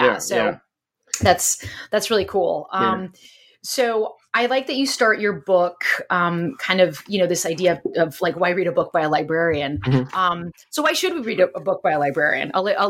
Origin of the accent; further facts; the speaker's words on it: California, United States; I'm originally from Southern California, but most recently I was living there and I was actually working.